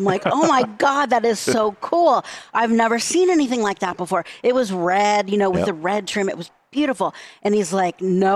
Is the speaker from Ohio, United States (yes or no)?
yes; Cincinnati, Ohio, United States; I grew up in Cincinnati